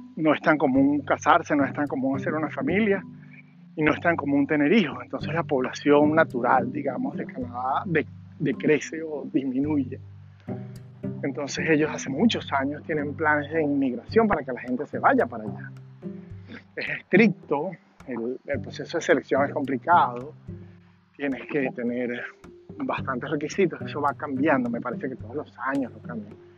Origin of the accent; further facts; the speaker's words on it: Mérida, Venezuela; moved away as an adult; now in Virginia, United States; todo eso fue en Mérida también, ¿no? Ahí me crié